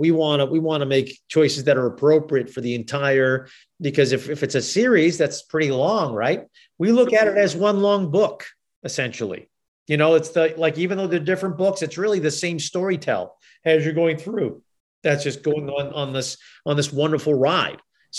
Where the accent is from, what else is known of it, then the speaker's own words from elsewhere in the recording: Boston, Massachusetts, United States; accent: Boston; I'm originally from Boston. So that is an accent that a lot of people can't do well.